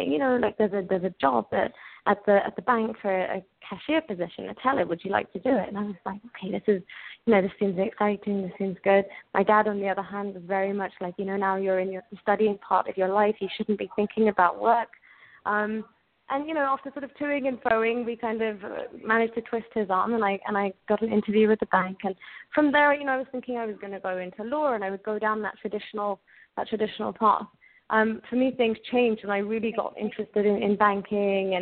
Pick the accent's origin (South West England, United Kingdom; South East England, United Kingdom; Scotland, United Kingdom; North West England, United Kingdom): South East England, United Kingdom; Oxford; I was born and brought up in England, in Oxford, England